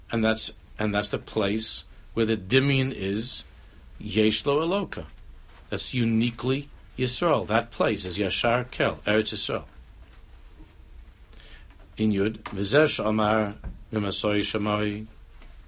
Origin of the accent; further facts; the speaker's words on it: New York, United States; We were born and raised in New York.